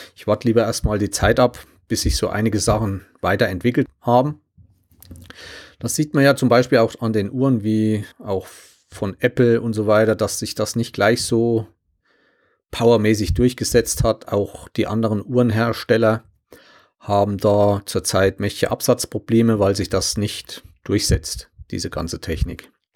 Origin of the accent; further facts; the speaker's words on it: Germany; als Deutsche